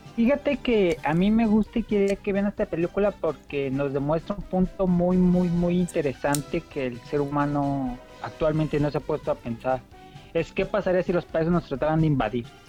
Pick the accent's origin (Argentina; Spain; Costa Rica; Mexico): Mexico; como buen mexicano